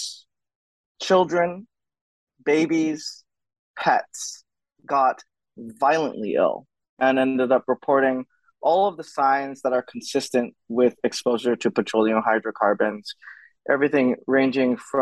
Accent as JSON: {"language": "English", "area": "Oahu", "region": "Hawaii", "country": "United States", "tie": "born or raised there", "said": "I'm an Asian settler, born and raised on Oahu"}